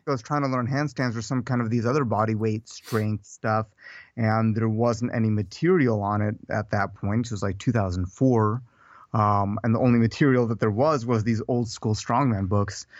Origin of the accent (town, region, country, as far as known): Odesa, Odesa Oblast, Ukraine; born or raised there; now in United States